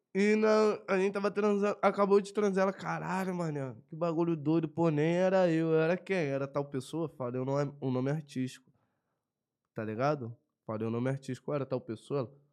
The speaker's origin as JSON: {"language": "Portuguese", "country": "Brazil", "said": "Sou brasileiro"}